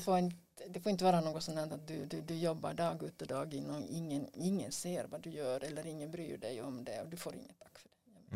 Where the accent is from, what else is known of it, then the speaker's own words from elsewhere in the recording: Finland; vi har som finlandssvenskar